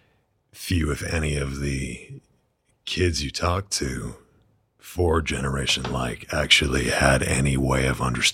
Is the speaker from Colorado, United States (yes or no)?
no; Southern Maine, United States; I grew up in Southern Maine